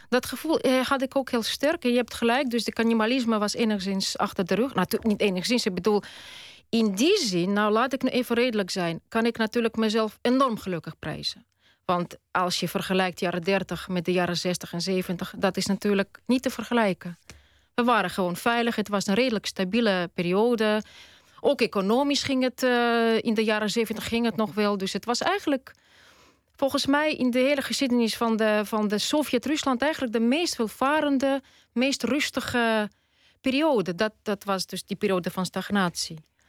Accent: Tallinn, Harju County, Estonia; first language Russian; Dutch is a second language; moved away as an adult; now in Netherlands; Ik ben Tataars, etnisch. Ik ben geboren in Tallinn. En ik ben Russisch-talig opgevoed. Dus Russisch is wel mijn moedertaal

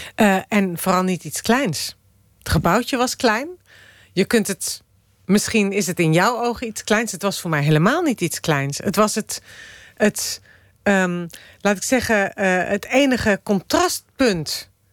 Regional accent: Amsterdam, North Holland, Netherlands; also born or lived in Moscow, Russia; die tuinstad waar ik ben opgegroeid

